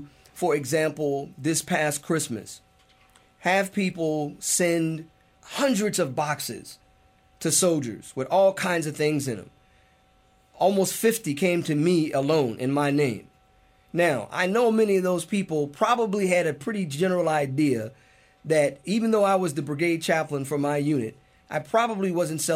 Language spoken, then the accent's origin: English; United States; As an American Muslim